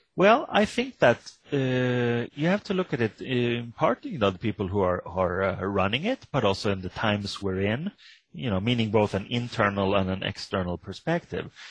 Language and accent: English; Sweden; I come from Sweden